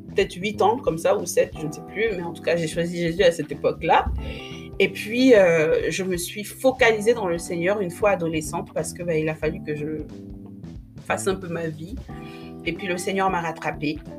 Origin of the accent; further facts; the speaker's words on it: Republic of the Congo; now in France; je suis née euh, au Congo-Brazzaville. J'y ai grandi quelques années avant de venir en France